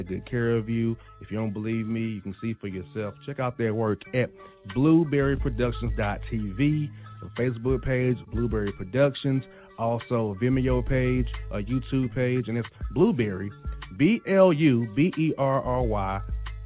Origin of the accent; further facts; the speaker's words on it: Florida, United States; now in Georgia, United States; I'm from Florida. I live in Georgia